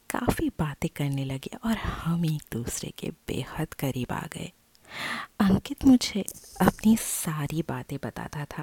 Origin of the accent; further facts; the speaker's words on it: Delhi, India; मैंने आपको बताया कि मैं दिल्ली की रहने वाली हूँ और सबको तो पता ही है कि दिल्ली में कितने लोग किराए में रहते हैं